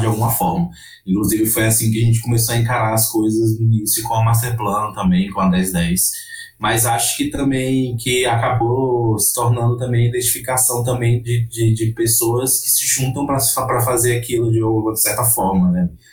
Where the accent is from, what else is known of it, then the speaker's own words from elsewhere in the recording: Northeast Region, Brazil; moved away; como nordestino, como uma pessoa que nasceu lá